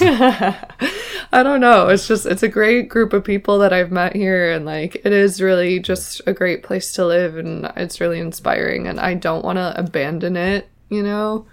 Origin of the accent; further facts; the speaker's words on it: New York City, New York, United States; accent: mixed American; now in Ireland; I'm from Manhattan